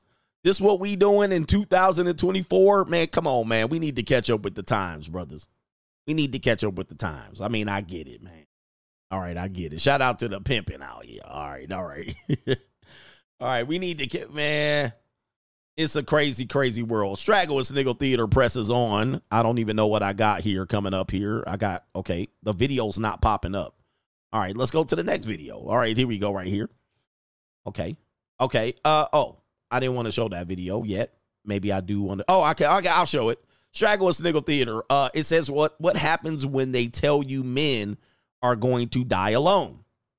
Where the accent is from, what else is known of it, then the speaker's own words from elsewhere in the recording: West Coast, United States; I grew up on the West Coast. I lived everywhere, by the way.